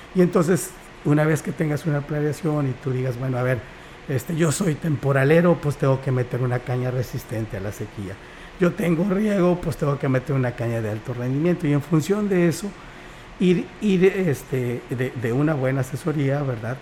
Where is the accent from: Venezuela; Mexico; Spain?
Mexico; Xalapa, Veracruz; moved away as an adult; now in Huasteca, Mexico; yo soy del estado de Veracruz, nací en Jalapa